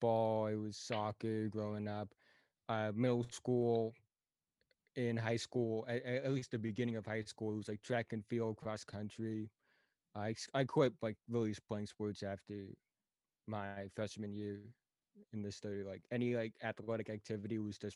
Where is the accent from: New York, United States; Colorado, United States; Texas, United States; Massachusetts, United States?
Massachusetts, United States; Plymouth; also born or lived in Cambodia / Nantucket, Massachusetts; I've been living in Plymouth, Massachusetts ever since.